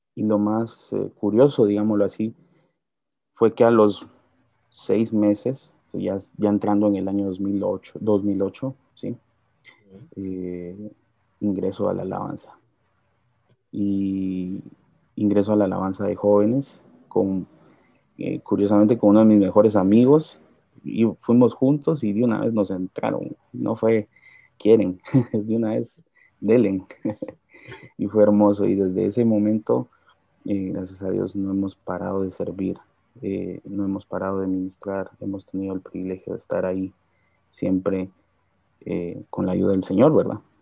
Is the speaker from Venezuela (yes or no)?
no; Guatemala; yo nací en un hogar cristiano. Mis padres asistieron durante mucho tiempo a Iglesia Lim, aquí en Guatemala